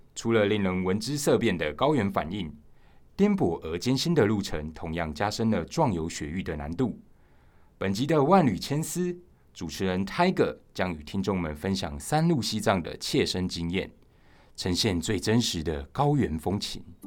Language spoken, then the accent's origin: Chinese; Taiwan; 我们这些在海岛上出生的，呃，台湾人